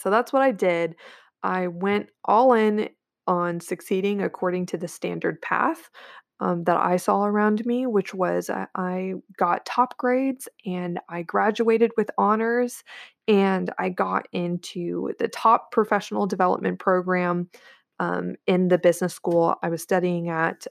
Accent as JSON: {"language": "English", "town": "Corpus Christi", "region": "Texas", "country": "United States", "tie": "born or raised there", "lives_now": "Austin, United States", "said": "I was born and raised in Corpus Christi, Texas, where I'm at right now, um, to be sure, I live in Austin, I'm just visiting, um, but I grew up here"}